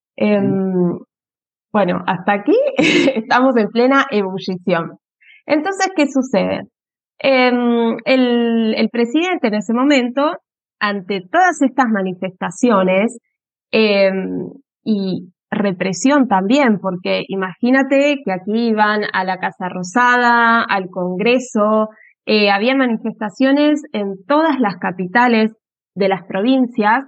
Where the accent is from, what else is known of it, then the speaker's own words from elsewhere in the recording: Avellaneda, Buenos Aires Province, Argentina; moved away as an adult; now in Genoa, Italy; yo obviamente soy argentina, soy de Avellaneda, a media hora de, la capital de Buenos Aires